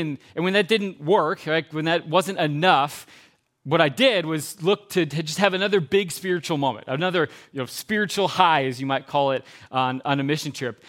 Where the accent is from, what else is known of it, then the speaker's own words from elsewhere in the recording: Geneva, United States; I grew up in Geneva when I was a kid